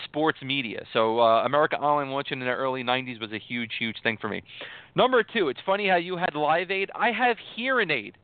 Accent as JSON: {"language": "English", "region": "New York", "country": "United States", "said": "I'm from New York"}